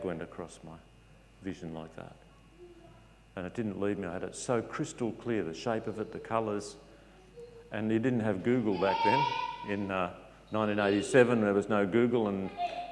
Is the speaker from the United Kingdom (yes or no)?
no; Victoria, Australia; also born or lived in Maitland, New South Wales; now in Nelson Bay, Australia; I come from Victoria